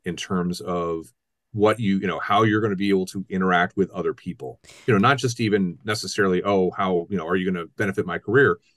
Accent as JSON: {"language": "English", "region": "Ohio", "country": "United States", "also_born_or_lived": "South Florida / Miami / Milwaukee", "moved": "yes", "lives_now": "Wisconsin, United States", "said": "I'm originally from Ohio"}